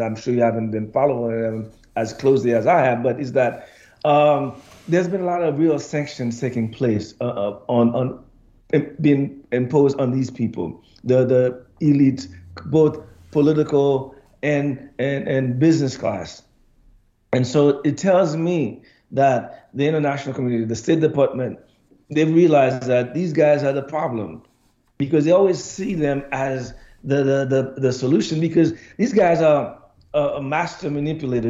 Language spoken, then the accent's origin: English; Haiti; now in United States